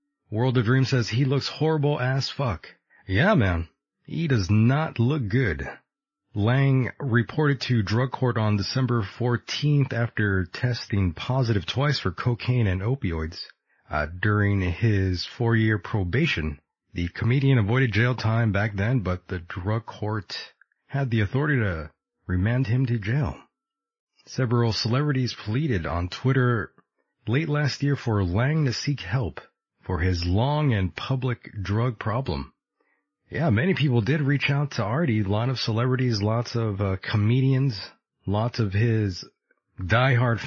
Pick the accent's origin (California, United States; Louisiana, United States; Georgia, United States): California, United States; I am from California, born there, born and raised in California